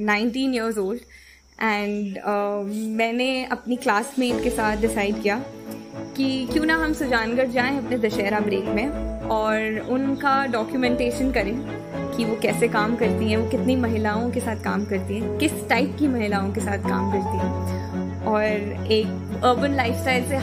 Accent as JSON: {"language": "Hindi", "region": "Delhi", "country": "India", "said": "वैसे तो मैं दिल्ली की रहने वाली हूँ बट uh, मेरे जो पिताजी हैं वो uh, एक आर्मी पर्सनल हैं तो हर दो साल सिटी टू सिटी मूव करते हुए"}